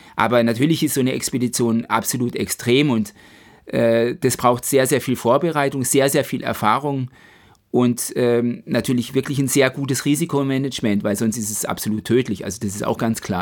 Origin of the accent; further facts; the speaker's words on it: Black Forest, Baden-Württemberg, Germany; vom Schwarzwald, von meiner Heimat